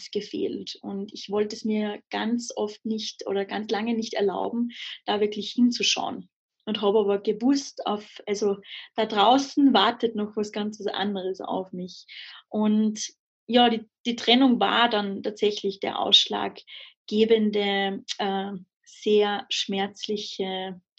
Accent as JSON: {"language": "German", "country": "Austria", "tie": "born or raised there", "said": "also ich bin in Österreich am Land aufgewachsen, mhm. ähm, in den Bergen"}